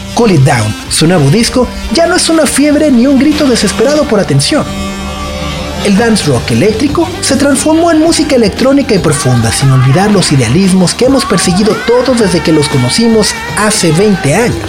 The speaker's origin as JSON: {"language": "Spanish", "country": "Mexico", "said": "nosotros como mexicanos"}